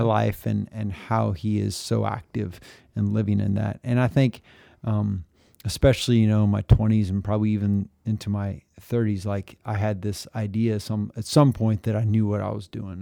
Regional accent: Pratt, Kansas, United States; also born or lived in Phillipsburg, Kansas; at two, we moved to Pratt, where I spent all of my growing up time

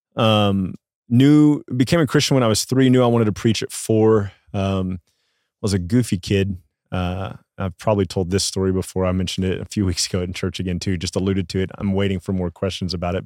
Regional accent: Midland, Texas, United States; I grew up in Midland, Texas

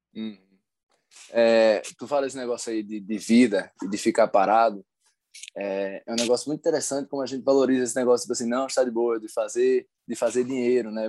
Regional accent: Recife, Pernambuco, Brazil; now in Brasília, Brazil; Brasília, Distrito Federal, mas minha cidade natal é Recife, Pernambuco.

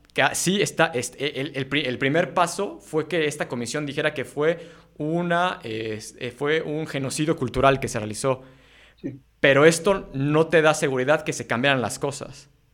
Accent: Mexico; los mexicanos de aquí adelante

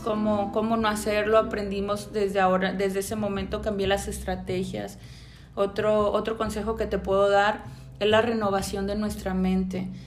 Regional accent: Puerto Vallarta, Jalisco, Mexico; soy de Puerto Vallarta, ¿verdad? Pata salada, soy de aquí

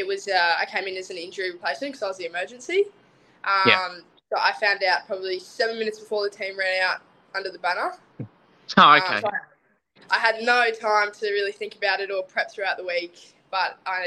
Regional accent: Gold Coast, Queensland, Australia; moved away; I'm from the Gold Coast originally

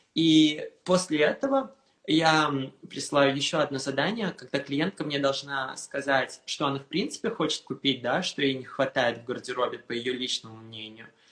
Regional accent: Moscow, Russia; also born or lived in Istanbul, Turkey; now in Paris, France; Я родился в Москве, я жил в Москве. Потом после Москвы мы переехали с мамой в Турцию

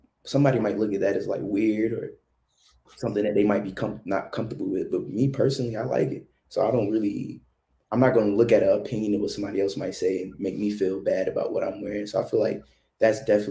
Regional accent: the South, United States; growing up in the South

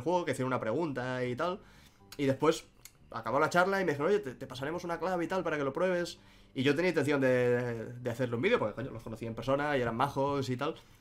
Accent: Catalonia, Spain; siendo yo catalán y habiendo visto Doraemon en catalán toda la vida

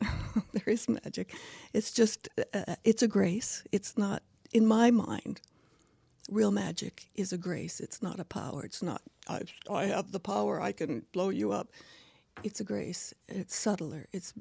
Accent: Kilwinning, Scotland, United Kingdom; born there; Well, I was born in Scotland in Kilwinning, which is on the west coast of Scotland.

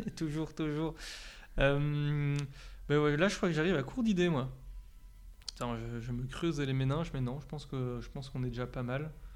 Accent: Belgium; accent: Belgian; mon accent, je sais, il vient de, vient de chez nous

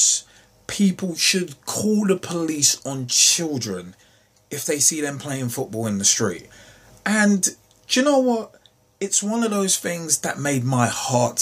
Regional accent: London, United Kingdom; also born or lived in Oxford; where I grew up in West London, it's a case of we used to play cricket on the street too

